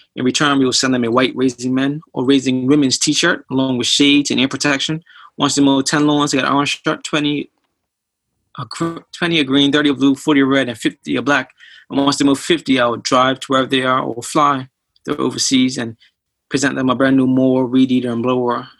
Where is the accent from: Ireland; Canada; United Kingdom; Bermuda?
Bermuda; moved away; I'm originally from Bermuda